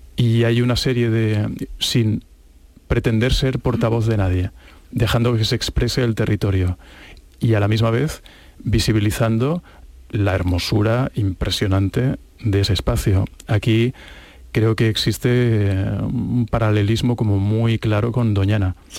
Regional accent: Catalonia, Spain; yo como catalán

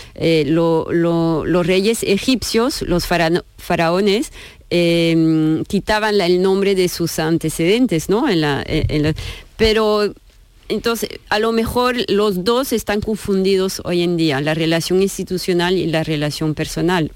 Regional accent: France; Spanish is a second language; moved away; yo, soy francesa

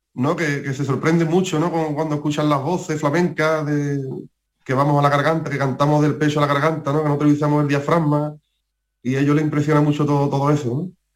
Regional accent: Jerez de la Frontera, Andalusia, Spain; cantar en mi tierra

